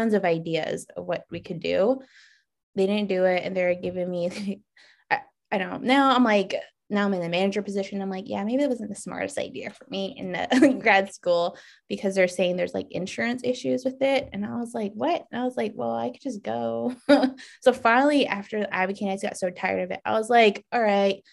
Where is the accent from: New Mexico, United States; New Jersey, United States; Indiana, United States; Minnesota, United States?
New Mexico, United States; moved away; I'm from New Mexico.